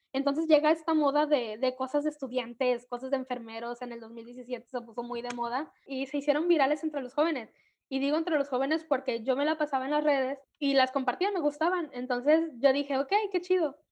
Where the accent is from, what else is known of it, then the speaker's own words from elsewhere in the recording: Manzanillo, Colima, Mexico; also born or lived in Tecomán, Colima; soy de Manzanillo, Colima. Bueno, aquí vivo, aunque nací.